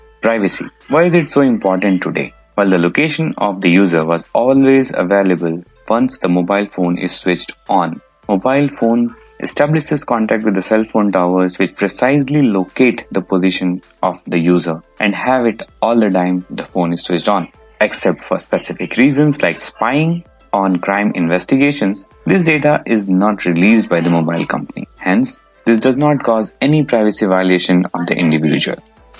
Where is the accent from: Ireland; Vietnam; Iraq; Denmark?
Ireland; Dublin, Leinster; from Dublin, Ireland.